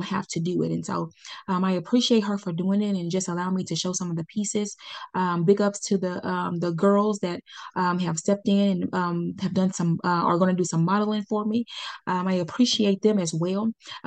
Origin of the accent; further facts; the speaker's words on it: Pine Bluff, Arkansas, United States; I started in my hometown. This is where I was born and raised.